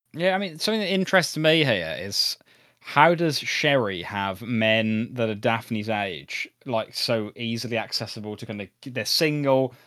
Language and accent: English; United Kingdom; we're British